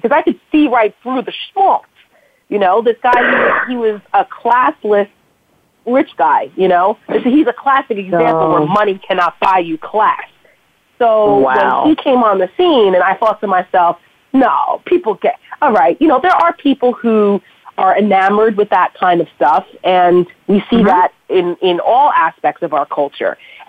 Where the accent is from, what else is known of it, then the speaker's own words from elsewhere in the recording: New York, United States; I'm like I said, I'm from the New York metro area.